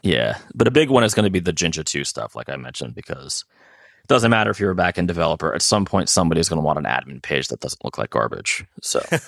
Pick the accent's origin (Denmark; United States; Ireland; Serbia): United States; I'm American